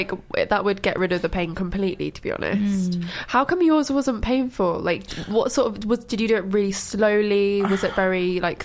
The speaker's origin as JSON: {"language": "English", "town": "Brighton", "region": "South East England", "country": "United Kingdom", "said": "I'm from Brighton."}